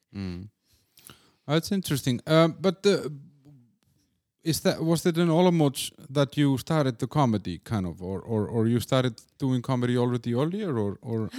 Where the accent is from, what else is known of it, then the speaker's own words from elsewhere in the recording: Iceland; also born or lived in Copenhagen, Denmark; now in Czech Republic; I'm from Iceland